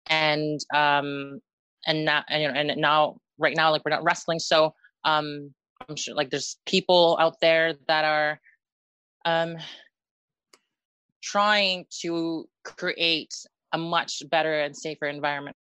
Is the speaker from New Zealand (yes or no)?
no; Philippines; because I'm Filipino, I guess I have to play that card.